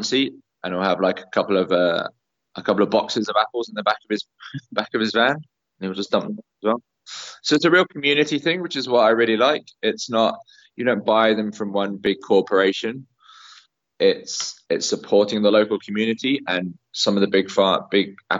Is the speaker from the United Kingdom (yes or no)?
yes; Cornwall, South West England, United Kingdom; moved away; I'm from Cornwall originally